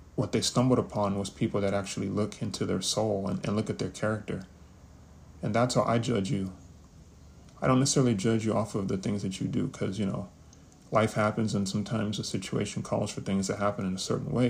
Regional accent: New York City, New York, United States; also born or lived in Kansas; I was born in Kansas. I was raised in the Bronx. New York, New York, that is 10455 to be exact, 212

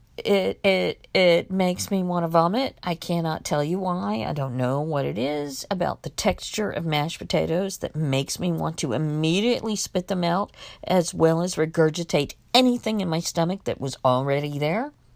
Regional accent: Miami, Florida, United States; also born or lived in Mexico; I knew what I had learned from Sesame Street growing up in Miami

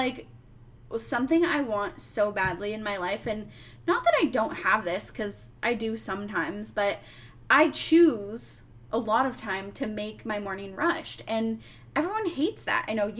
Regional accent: Seattle, Washington, United States; I'm from Seattle.

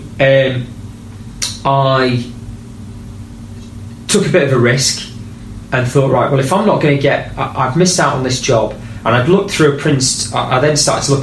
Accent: Leeds, Yorkshire and the Humber, United Kingdom; I'm from Leeds

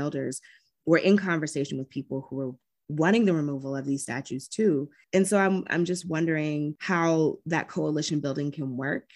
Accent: Georgia, United States; moved away; my home state of Georgia

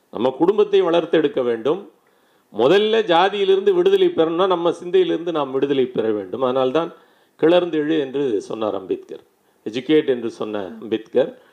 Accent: Ambur, Tamil Nadu, India; நான் பிறந்த ஊரிலே சொல்கிறேன் வேலூர் மாவட்டம் ரொம்ப முன்னேறிய மாவட்டம் ஆம்பூர்

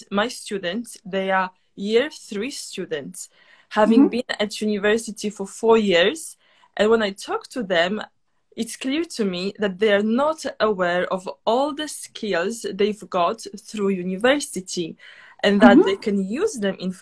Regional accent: Poland; now in London, United Kingdom; I myself, I'm from Poland

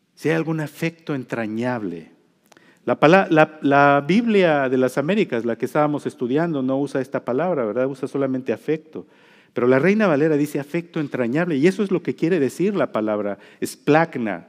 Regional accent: Mexico; now in United States; yo soy mexicano

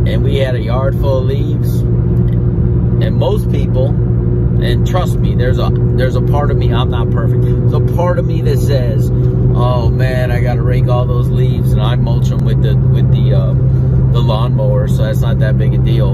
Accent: Florida, United States; I grew up in Florida

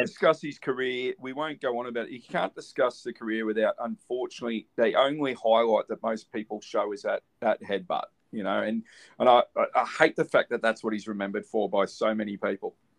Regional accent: Australia; as an Aussie

